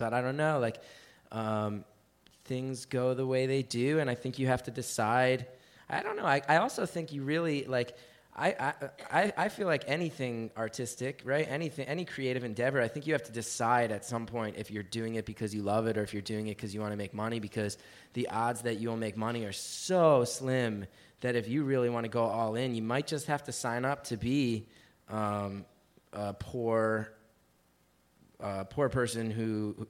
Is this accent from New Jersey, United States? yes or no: yes; New Jersey, United States; I grew up in New Jersey